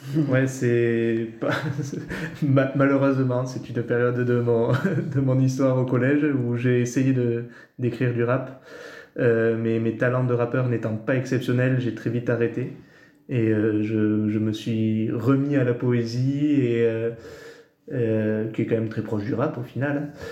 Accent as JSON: {"language": "French", "town": "Campan", "region": "Occitania", "country": "France", "tie": "born or raised there", "also_born_or_lived": "Bordeaux", "said": "J'ai grandi à Campan, donc dans les, dans les Hautes-Pyrénées"}